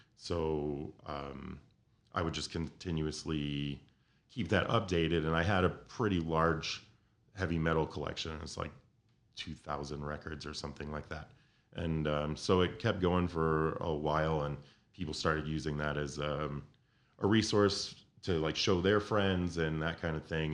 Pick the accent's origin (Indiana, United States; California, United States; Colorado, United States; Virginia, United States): Indiana, United States; Northwest; moved away as an adult; now in Chicago, United States; I grew up in Northwest Indiana